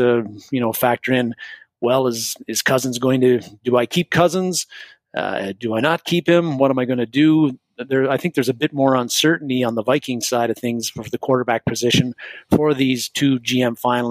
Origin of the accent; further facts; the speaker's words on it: Canada; A, as a Canadian, A, you got to – I don't say A very much